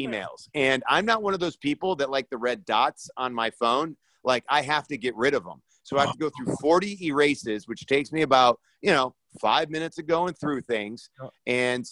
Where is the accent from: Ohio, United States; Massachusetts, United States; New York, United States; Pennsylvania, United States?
Ohio, United States; Parma; moved away as an adult; now in Los Angeles, United States; I'm originally from Parma, Ohio. It's a suburb outside of Cleveland. Obviously, the reason I'm a Cleveland Browns fan is because I've lived there my entire life.